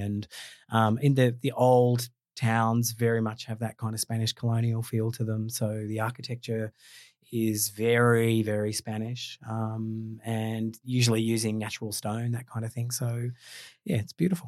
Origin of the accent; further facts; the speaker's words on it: Australia; as an Australian